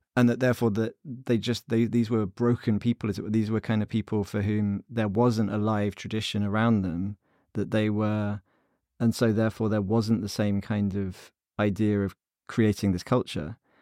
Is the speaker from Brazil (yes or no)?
no; United Kingdom; as a British Jewish reader